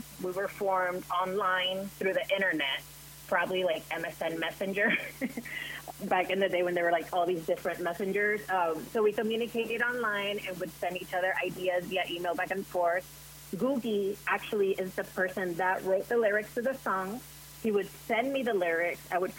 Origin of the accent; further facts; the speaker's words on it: Puerto Rico; So I grew up in somewhat, you know, straight conservative Christian culture.